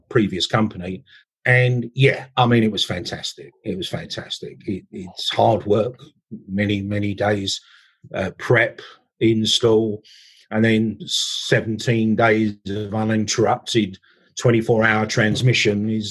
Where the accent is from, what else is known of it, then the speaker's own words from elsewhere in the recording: England, United Kingdom; I'm English